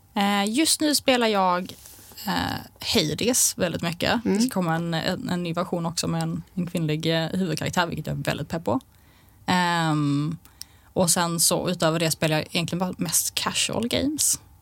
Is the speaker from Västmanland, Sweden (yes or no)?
no; Malmö, Skåne, Sweden; i Malmö hela mitt liv